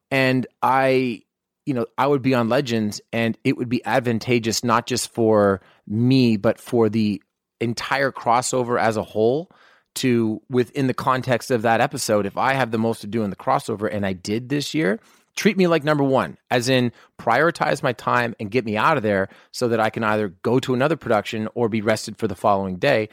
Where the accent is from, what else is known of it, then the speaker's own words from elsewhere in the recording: Canada; moved away; try to hire me as a Canadian.